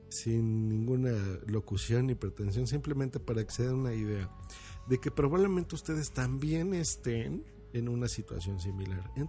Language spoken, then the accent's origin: Spanish; Mexico; aquí en México